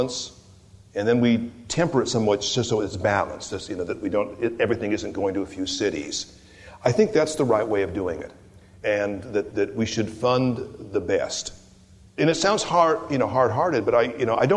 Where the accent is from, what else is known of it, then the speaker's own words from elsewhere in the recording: California, United States; moved away as an adult; also born or lived in Sonoma County; I'm a Californian